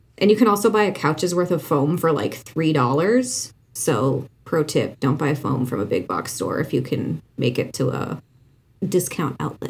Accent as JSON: {"language": "English", "town": "Fargo", "region": "North Dakota", "country": "United States", "accent": "Fargo", "moved": "yes", "lives_now": "Chicago, United States", "said": "I think it has to do with my Fargo accent."}